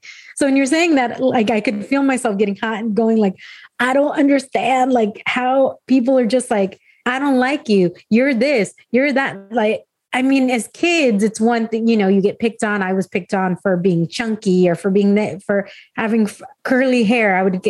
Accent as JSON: {"language": "English", "town": "San Diego", "region": "California", "country": "United States", "tie": "born or raised there", "said": "I grew up in a suburb of San Diego."}